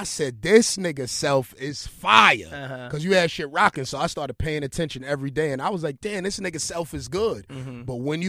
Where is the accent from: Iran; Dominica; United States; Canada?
United States; Brooklyn, New York; Get busy. And I'm from Brooklyn.